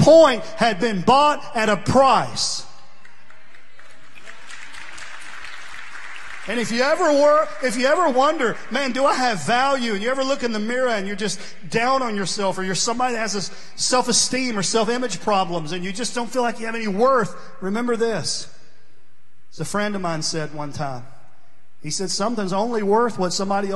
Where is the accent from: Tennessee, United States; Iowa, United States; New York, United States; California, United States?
Tennessee, United States; New Johnsonville; I grew up in Vegas, New Johnsonville, Tennessee. Down there it is. You got eaten up with mosquitoes.